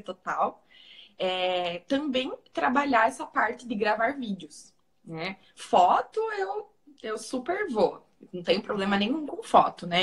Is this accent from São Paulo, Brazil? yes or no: no; Paraná, Brazil; accent: Paraná; meu sotaque do Paraná é bem puxado